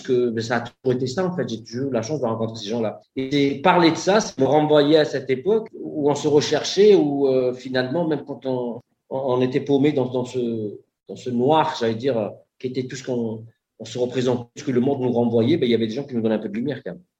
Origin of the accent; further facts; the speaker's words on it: Marseille, Provence-Alpes-Côte d'Azur, France; je suis Marseillais